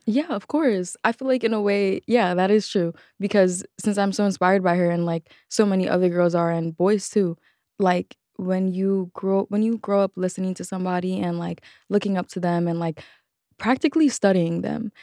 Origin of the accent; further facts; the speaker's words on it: New York City, New York, United States; a childhood in the Bronx